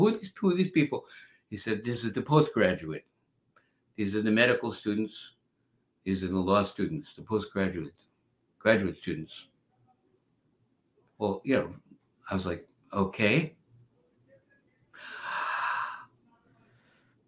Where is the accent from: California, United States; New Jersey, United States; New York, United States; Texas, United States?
New York, United States; also born or lived in Freeport, Long Island / Brooklyn; I was born in the Bronx.